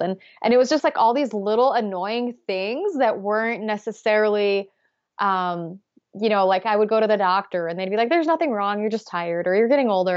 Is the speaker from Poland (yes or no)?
yes; Poland; moved away; I grew up in Poland